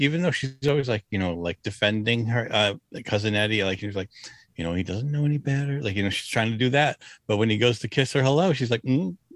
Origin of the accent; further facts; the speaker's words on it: Rhode Island, United States; moved away as an adult; now in Massachusetts, United States; I live in Massachusetts, born and raised in Rhode Island